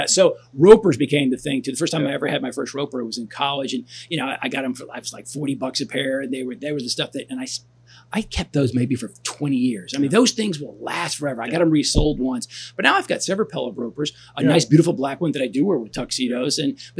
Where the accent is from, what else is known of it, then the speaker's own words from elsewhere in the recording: Texas, United States; Yeah, growing up in Texas, you got to have boots.